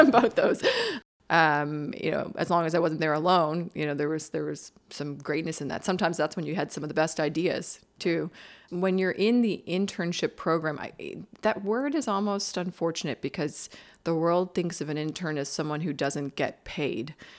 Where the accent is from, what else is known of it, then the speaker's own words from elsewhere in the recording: Bridgewater, Nova Scotia, Canada; I grew up in Bridgewater, Nova Scotia